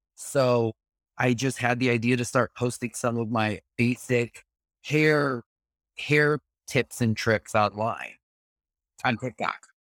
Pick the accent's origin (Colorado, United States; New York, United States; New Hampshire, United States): New York, United States; New York City; as a New Yorker